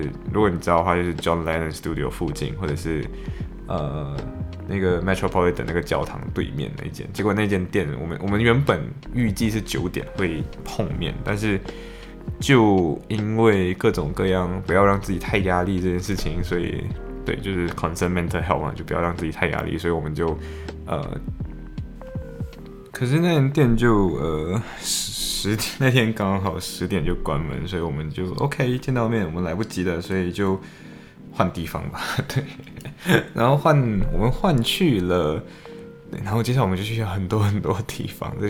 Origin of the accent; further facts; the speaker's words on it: Malaysia; now in United Kingdom; 然后我们说我们从马来西亚来